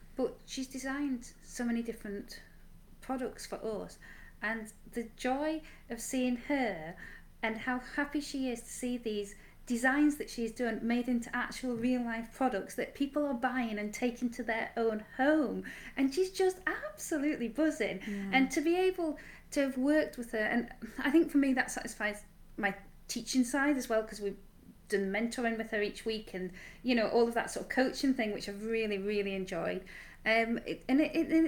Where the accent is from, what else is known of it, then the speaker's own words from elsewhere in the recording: Yorkshire and the Humber, United Kingdom; now in Whitley Bay, United Kingdom; I grew up in Yorkshire, so as far from the sea as you possibly can be